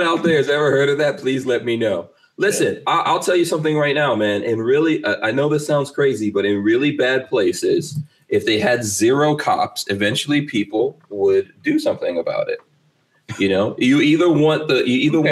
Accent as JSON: {"language": "English", "country": "Guyana", "tie": "born or raised there", "moved": "yes", "said": "I was born in Guyana"}